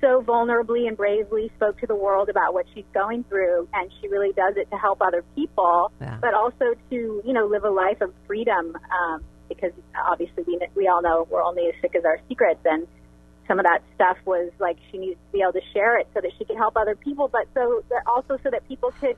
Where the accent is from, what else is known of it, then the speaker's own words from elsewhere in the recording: Indio, California, United States; I'm from Indio